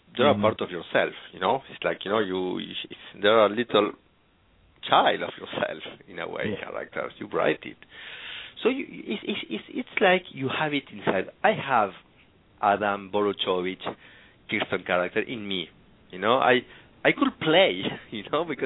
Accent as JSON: {"language": "English", "country": "Argentina", "second_language": "English", "moved": "yes", "lives_now": "Paris, France", "said": "I'm from Argentina, living in Paris"}